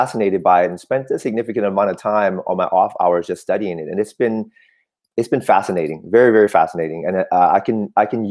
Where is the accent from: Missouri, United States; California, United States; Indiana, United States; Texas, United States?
California, United States; Oakland; first language Cantonese; English is a second language; also born or lived in Vietnam / Michigan; I grew up in Oakland